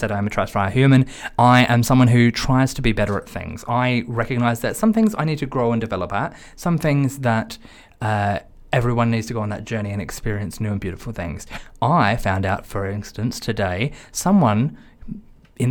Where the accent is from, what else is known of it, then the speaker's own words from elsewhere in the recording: Australia; now in London, United Kingdom; I'm Australian